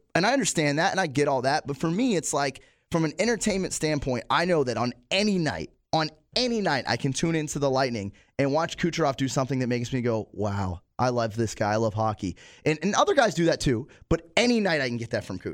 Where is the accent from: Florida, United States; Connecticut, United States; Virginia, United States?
Florida, United States; Plant City; also born or lived in Pittsburgh / Town 'n' Country; we're from Plant City